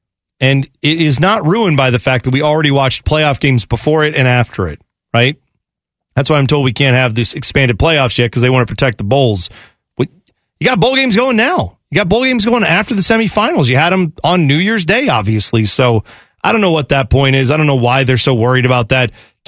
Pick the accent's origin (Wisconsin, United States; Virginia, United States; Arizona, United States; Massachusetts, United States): Massachusetts, United States; Boston; Listen, I'm from Boston. We don't have strong accents.